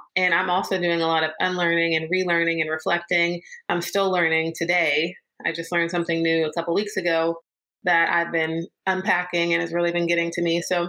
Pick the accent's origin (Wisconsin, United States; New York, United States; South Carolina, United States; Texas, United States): South Carolina, United States; also born or lived in California; I was born in California, but I moved to South Carolina when I was two. So I claim the South as home, Southern girl, Carolina girl. My dad would always argue and say, nope, you're from California, but I consider myself to be from South Carolina.